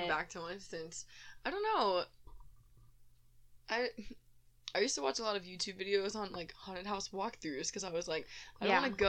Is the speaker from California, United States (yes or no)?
no; Houston, Texas, United States; so we're from Houston